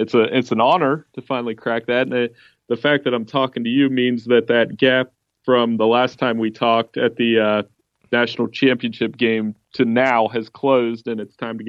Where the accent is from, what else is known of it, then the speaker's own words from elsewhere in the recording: Central Ohio, United States; I grew up in Central Ohio, so I know the deal there.